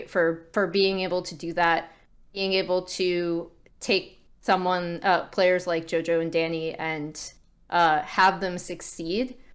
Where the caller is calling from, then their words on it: Culver City, California, United States; Culver City, California.